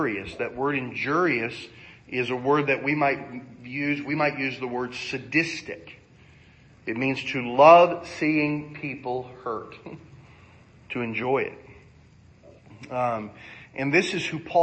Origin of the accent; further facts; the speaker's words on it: United States; I'm an American